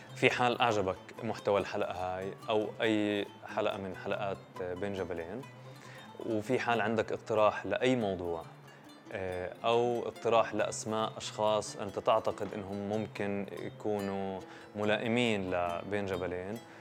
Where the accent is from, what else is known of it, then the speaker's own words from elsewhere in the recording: Palestine; إحنا بنشوف كفلسطينيين